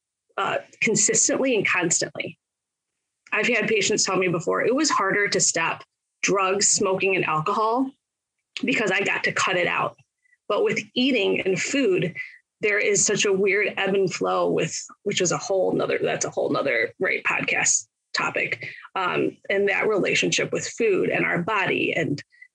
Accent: Michigan, United States; I am in Michigan. I grew up here. I was born and raised here

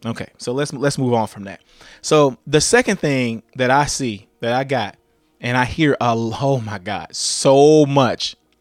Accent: Louisiana, United States; I'm from Louisiana

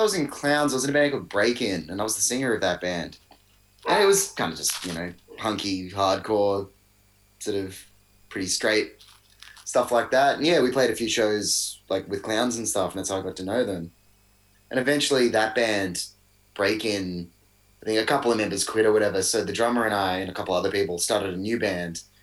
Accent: Melbourne, Victoria, Australia; born and raised in Melbourne.

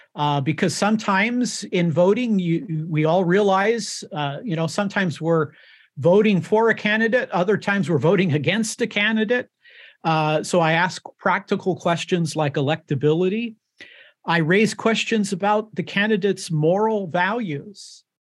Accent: United States; born in the United States of America, uh, and I am an American

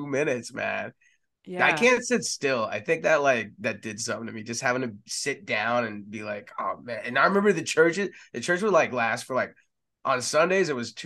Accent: Texas, United States; also born or lived in San Antonio, Texas / Austin, Texas / Dallas, Texas; I grew up in Texas. I was born in San Antonio

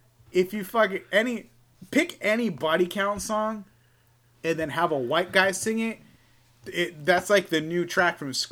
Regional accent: Spring Valley, United States; Being a white dude growing up in Spring Valley, it's like you're white, but you've seen some shit.

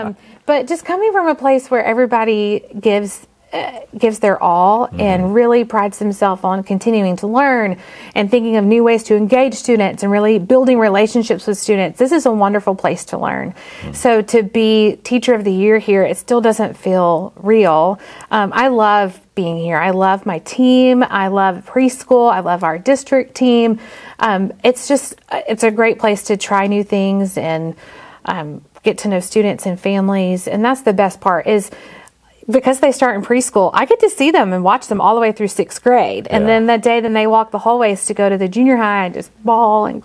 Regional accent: Mountain Brook area, Alabama, United States; I'm from right here. I went to Oak Mountain, so I'm from just down the road

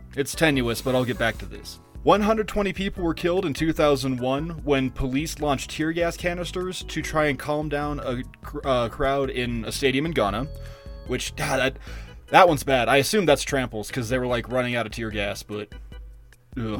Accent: Colorado, United States; I grew up in Colorado

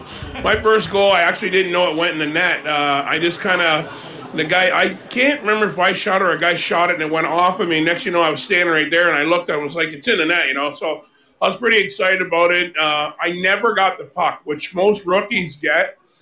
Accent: Canada; it's not hard for being a Canadian kid.

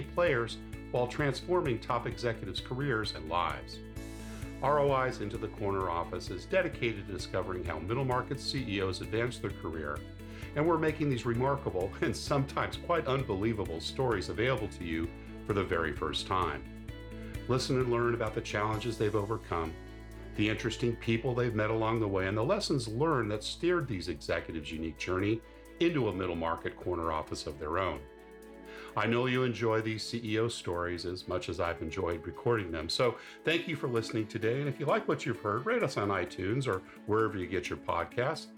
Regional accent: San Diego, California, United States; moved away; I always say California, San Diego. If they know that, I say my beautiful La Jolla.

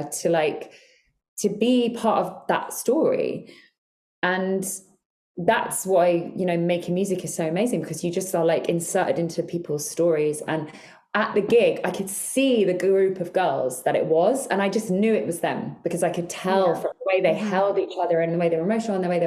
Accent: Ireland; I'm Irish

